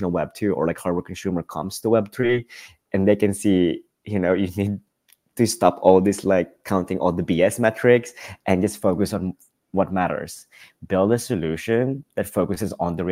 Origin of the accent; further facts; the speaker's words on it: Philippines; now in Amsterdam, Netherlands; I live in Amsterdam. My mom lives in LA. I'm from the Philippines.